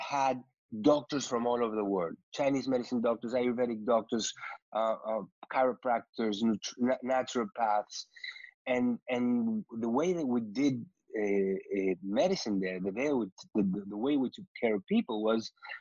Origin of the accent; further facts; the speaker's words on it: Uruguay; moved away as an adult; also born or lived in New York; I was born and raised in Uruguay